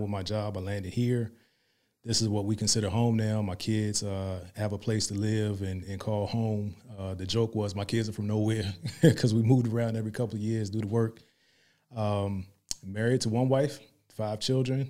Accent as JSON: {"language": "English", "town": "Hampton", "region": "Virginia", "country": "United States", "tie": "born or raised there", "moved": "as an adult", "lives_now": "Dallas-Fort Worth, United States", "said": "I'm from Virginia, seven five seven."}